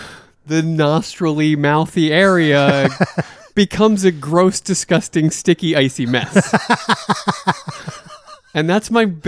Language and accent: English; United States; I'm just being an American.